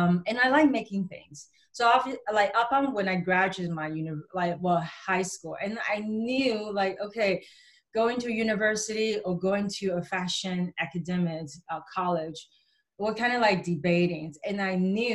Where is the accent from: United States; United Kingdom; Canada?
Canada; Vancouver, British Columbia; growing up in Vancouver